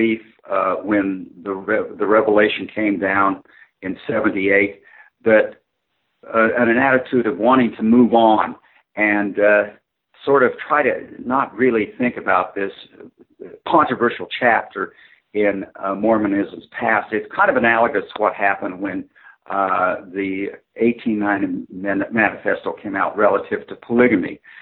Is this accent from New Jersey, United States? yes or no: no; Midvale, Utah, United States; also born or lived in Salt Lake City, Utah; I'm a native Utah. I grew up I was born in Salt Lake City, war baby. I was born in 1942. And I came of age in a small town south of Salt Lake City, kind of Midvale, Utah.